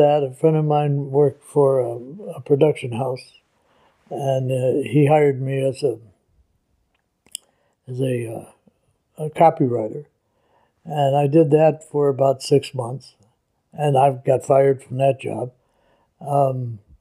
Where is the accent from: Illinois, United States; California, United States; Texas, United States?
Illinois, United States; Chicago; I was born and raised in Chicago